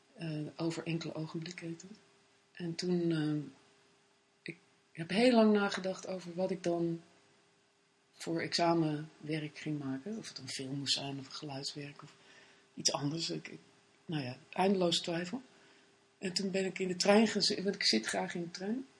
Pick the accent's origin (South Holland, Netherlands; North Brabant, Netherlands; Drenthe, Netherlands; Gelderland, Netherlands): Gelderland, Netherlands; Bennekom; moved away as an adult; also born or lived in Paris, France / Amsterdam, Netherlands; En daarvoor woonde ik in eh, Benkom. Zat ik op het Christelijk Streeklyceum in Ede